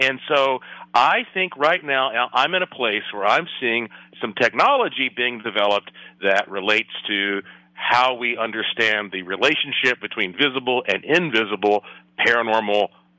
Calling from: Las Vegas, Nevada, United States; And, of course, I'm joining you from Las Vegas, Nevada

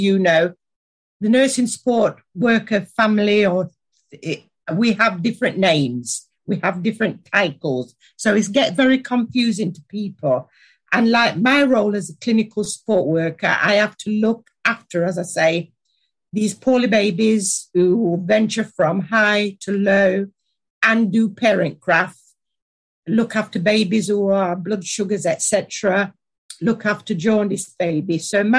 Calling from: Nottingham, East Midlands, United Kingdom; I'm joining you from Nottingham, which is, like you say, a leafy autumn day outside.

